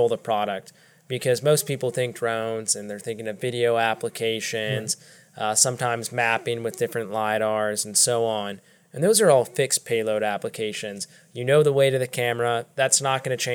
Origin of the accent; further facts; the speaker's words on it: Northern Virginia, United States; moved away as an adult; also born or lived in Davidson, North Carolina; now in Charlotte, United States; I'm from Northern Virginia, born and raised.